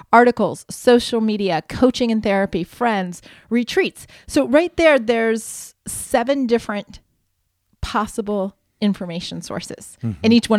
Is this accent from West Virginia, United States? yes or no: no; Ohio, United States; I grew up in Ohio. I still remember the farm report in the middle of the 12 o'clock news.